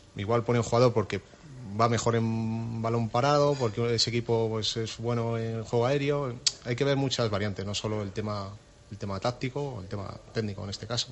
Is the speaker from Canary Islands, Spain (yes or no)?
no; Valladolid, Castile and León, Spain; yo soy vallisoletano, soy del Real Valladolid desde niño